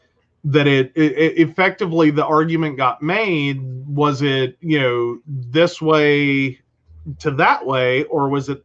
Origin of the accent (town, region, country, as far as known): Mercer County, West Virginia, United States; born or raised there